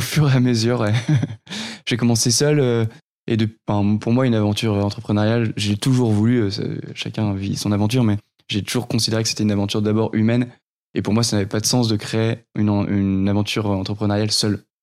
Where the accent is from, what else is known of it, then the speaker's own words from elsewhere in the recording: Nord, near Lille, Hauts-de-France, France; je suis issu de, du Nord, pas très loin de, de Lille où j'ai grandi